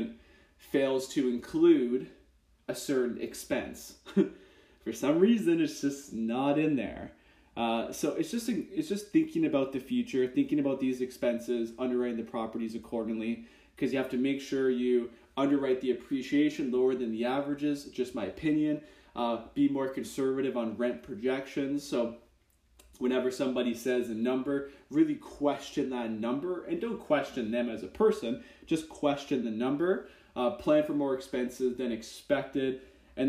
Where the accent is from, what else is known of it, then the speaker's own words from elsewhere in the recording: Kitchener-Waterloo, Ontario, Canada; I'm from Kitchener-Waterloo, Canada